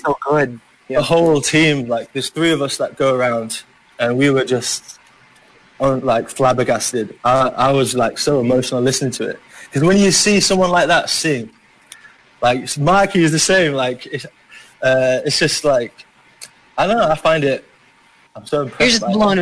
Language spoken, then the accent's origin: English; Yorkshire and the Humber, United Kingdom; accent: Yorkshire; now in Philippines; I'm from Yorkshire